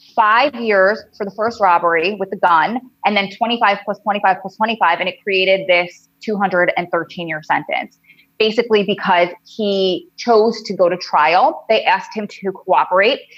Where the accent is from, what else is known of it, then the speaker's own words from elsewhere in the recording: originally Long Island, New Jersey, United States; accent: New Jersey drawl; also born or lived in Wilmington, North Carolina; I'm from New Jersey, and you'll be able to tell from my crazy New Jersey drawl accent that I can't get rid of and I hate. Um, originally, I'm from Long Island